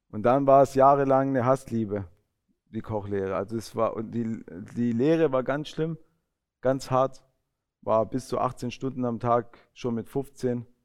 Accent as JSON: {"language": "German", "country": "Italy", "said": "und ich fand das mit, ja, fand ich schön, gerade als Italiener."}